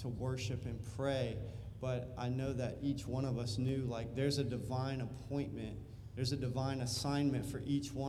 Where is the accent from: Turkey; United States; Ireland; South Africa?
United States; I'm an American. That's just who I am. I'm just American.